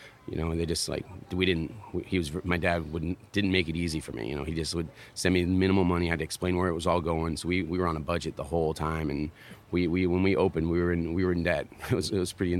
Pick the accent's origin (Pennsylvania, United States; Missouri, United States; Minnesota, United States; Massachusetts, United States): Massachusetts, United States; moved away as an adult; also born or lived in California / Florida / San Diego; now in Carolina Beach, United States; I was born in Massachusetts, and that's where I started skateboarding. And I grew up with three guys out there